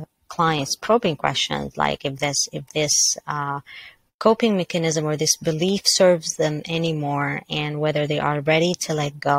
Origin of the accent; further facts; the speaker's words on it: Mississauga, Ontario, Canada; I am from Mississauga, Canada